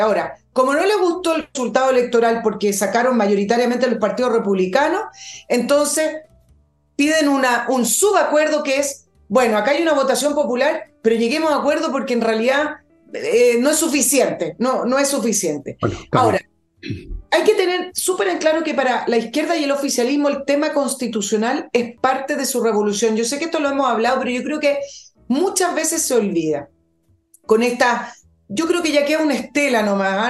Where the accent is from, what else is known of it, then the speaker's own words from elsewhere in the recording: Chile; nuestro país